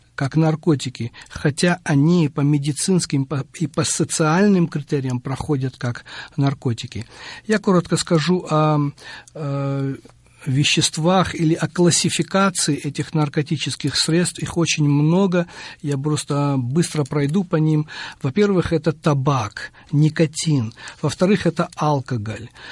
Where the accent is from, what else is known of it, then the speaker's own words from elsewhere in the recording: Batumi, Adjara, Georgia; moved away as an adult; also born or lived in Providence, United States; now in United States; я родился в городе Батуми, Аджарская автономная республика, она тогда была, это Грузия, в 1959